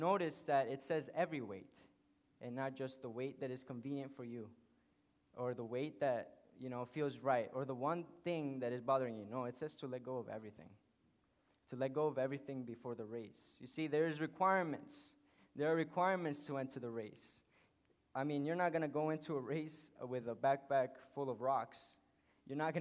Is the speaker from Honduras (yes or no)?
yes; Honduras; English is a second language; moved away; I was born in Honduras.